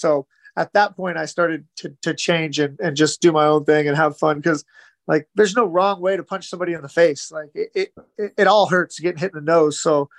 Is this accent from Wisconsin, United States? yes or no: no; Kansas, United States; I'm from Kansas. There's no oceans. There's hardly any lakes.